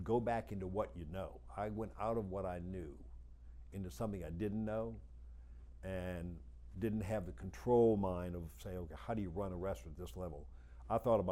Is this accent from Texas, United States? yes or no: no; New Orleans, Louisiana, United States; moved away as an adult; now in Atlanta, United States; after 57 years, where I was born and raised in New Orleans